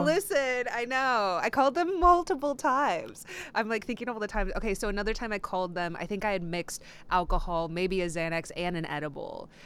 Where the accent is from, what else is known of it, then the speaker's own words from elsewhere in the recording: Texas, United States; I grew up in Texas